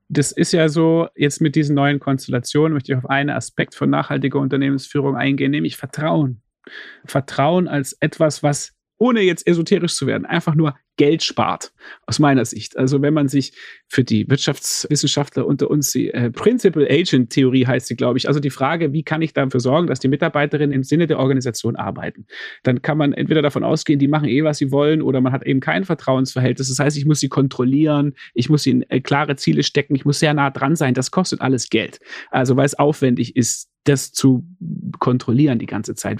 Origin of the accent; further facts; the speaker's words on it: Stuttgart, Baden-Württemberg, Germany; als jemand, der aufgewachsen ist in Stuttgart